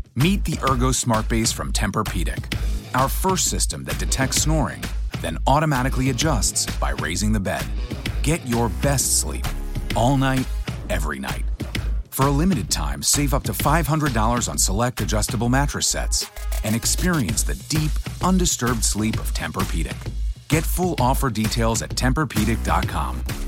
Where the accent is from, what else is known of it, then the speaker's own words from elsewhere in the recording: Cleveland, Ohio, United States; I grew up actually in uh, Cleveland, Ohio